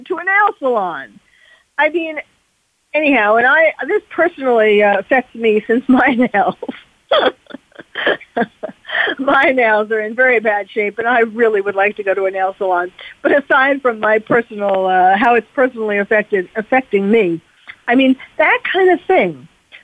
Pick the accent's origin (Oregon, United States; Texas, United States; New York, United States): New York, United States; now in California, United States; I'm from New York